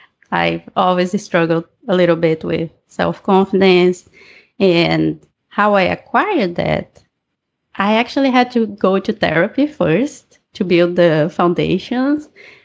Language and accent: English; Brazil; English is a second language; now in Vancouver, Canada; if you have noticed my accent, I'm from Brazil, but I live in Vancouver, BC.